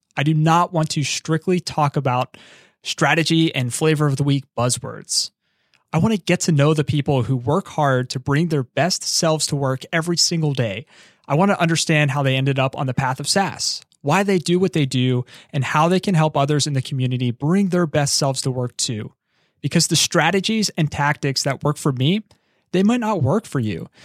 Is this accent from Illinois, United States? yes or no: no; Philadelphia, Pennsylvania, United States; I'm from Philadelphia